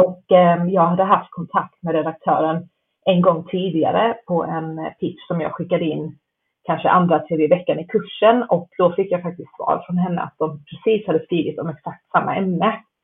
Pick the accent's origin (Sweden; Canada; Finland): Canada; moved away; jag pluggade till journalist i Kanada, där jag är uppvuxen